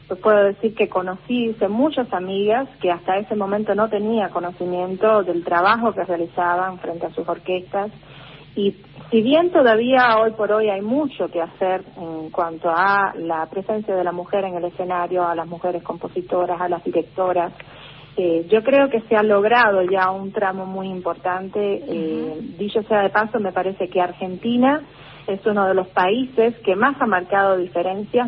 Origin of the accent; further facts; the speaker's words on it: Matanzas, Cuba; en mi provincia natal, en la ciudad de Matanzas